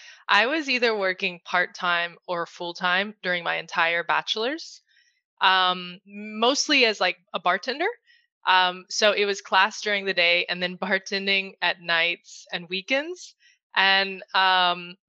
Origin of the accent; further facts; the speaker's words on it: United States; moved away as an adult; also born or lived in Madrid, Spain; brought me back to my home country, the US, and now I'm based in New York City